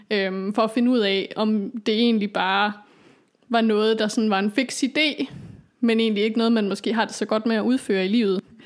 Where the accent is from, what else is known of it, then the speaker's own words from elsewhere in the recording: Aalborg, North Denmark Region, Denmark; also born or lived in Copenhagen; flyttede jo så hjem til Aalborg